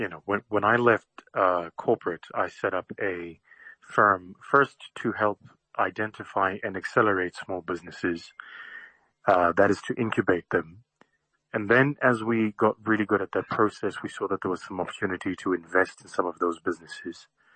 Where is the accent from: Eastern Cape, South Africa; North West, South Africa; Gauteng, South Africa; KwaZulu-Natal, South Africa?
Gauteng, South Africa; Benoni; I'm a young South African. I come from the East Rand in Benoni.